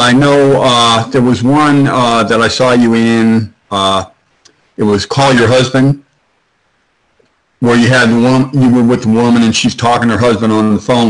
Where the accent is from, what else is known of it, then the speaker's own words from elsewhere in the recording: New York area, United States; moved away; I'm originally from the New York area